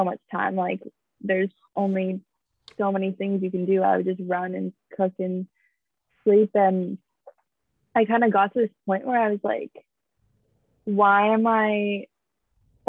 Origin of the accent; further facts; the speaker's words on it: Bay Area, California, United States; I grew up in the Bay